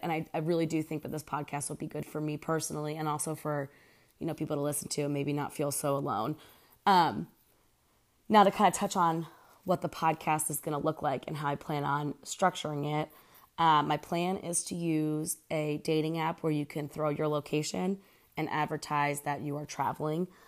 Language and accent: English; Pennsylvania, United States; moved away as an adult; also born or lived in Houston; now in Oklahoma City, United States; I'm from Pennsylvania originally, and I'm 31 years old